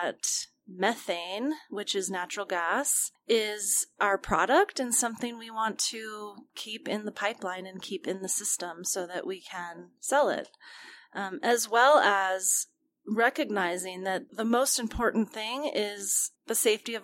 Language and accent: English; Colorado, United States; I am from Colorado, grew up here